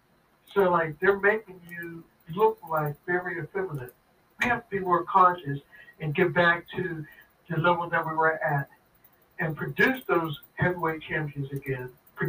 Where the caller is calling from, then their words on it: Pittsburgh, Pennsylvania, United States; I'm calling from Pittsburgh